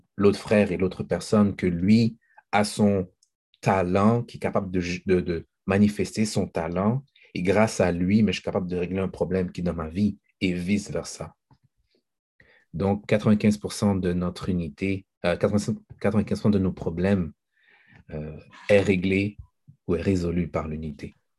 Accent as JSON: {"language": "French", "country": "Haiti", "said": "en tant qu'haïtien"}